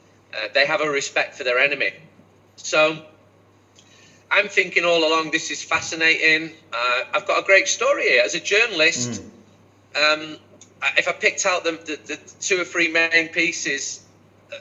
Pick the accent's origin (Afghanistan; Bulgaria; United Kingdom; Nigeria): United Kingdom; Manchester, North West England; I'm from Manchester.